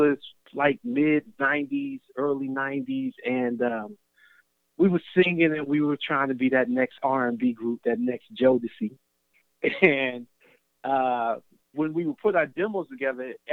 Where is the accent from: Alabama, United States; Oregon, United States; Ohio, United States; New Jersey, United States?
Ohio, United States; Cincinnati; I grew up in Cincinnati